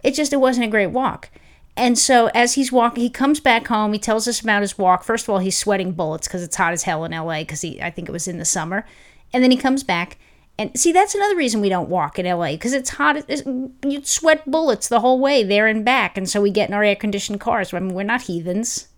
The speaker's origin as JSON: {"language": "English", "region": "New York", "country": "United States", "moved": "yes", "lives_now": "Los Angeles, United States", "said": "I'm From New York"}